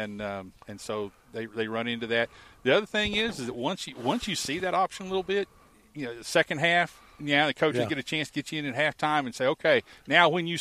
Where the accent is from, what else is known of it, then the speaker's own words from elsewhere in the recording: Oklahoma, United States; moved away; I grew up in Oklahoma with the triple option back in the 70s